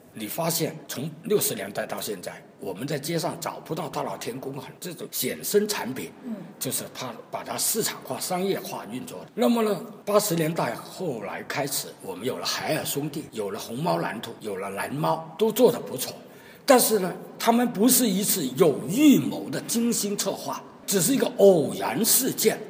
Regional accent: China; 所以我们身为中国人

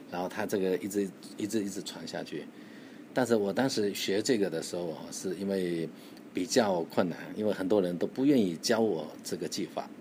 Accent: China; 我们中国人

